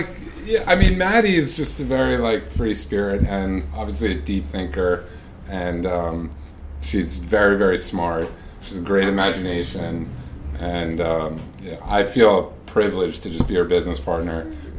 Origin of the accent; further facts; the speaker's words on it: Long Island, New York, United States; I am from Long Island.